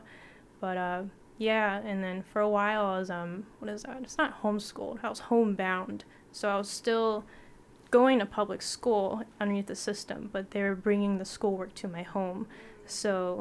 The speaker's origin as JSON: {"language": "English", "region": "West Virginia", "country": "United States", "tie": "born or raised there", "also_born_or_lived": "Watertown, New York / Hawaii", "moved": "yes", "lives_now": "Arizona, United States", "said": "growing up in West Virginia"}